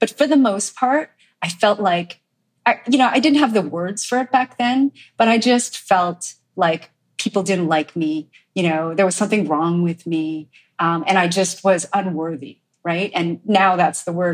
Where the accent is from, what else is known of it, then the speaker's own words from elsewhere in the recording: Montreal, Quebec, Canada; I grew up in Montreal, as you said, and, you know, my parents were immigrants from Korea